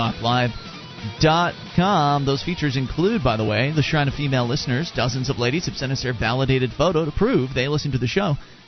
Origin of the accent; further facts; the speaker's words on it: Florida, United States; moved away; We grew up in Florida